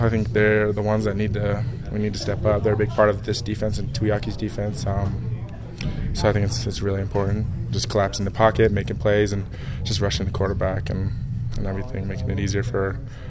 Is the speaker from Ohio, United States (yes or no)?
yes; Ohio, United States; moved away as an adult; now in Utah, United States; I grew up in Ohio.